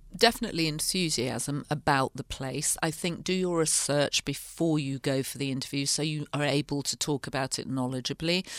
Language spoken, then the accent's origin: English; north of England, United Kingdom; moved away as an adult; also born or lived in London; now in United States; I grew up in the north of England